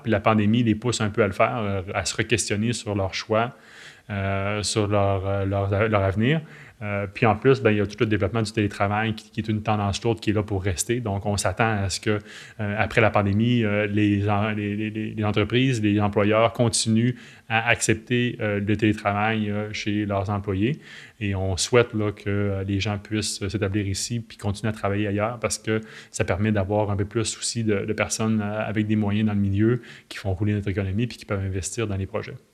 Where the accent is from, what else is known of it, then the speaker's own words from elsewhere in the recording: L'Anse-Saint-Jean, Quebec, Canada; now in Petit-Saguenay, Canada; je ne suis pas natif de Petit-Saguenay, je suis né à Lens-Saint-Jean, qui est le village voisin